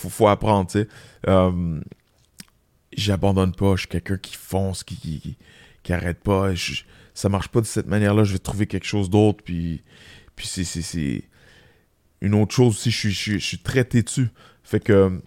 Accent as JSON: {"language": "French", "region": "Quebec", "country": "Canada", "said": "on est des Québécois"}